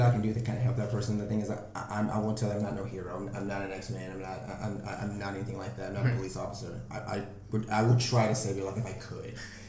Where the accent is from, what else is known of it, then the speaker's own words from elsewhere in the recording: Nashville, Tennessee, United States; moved away as an adult; now in Chicago, United States; originally from Nashville, Tennessee.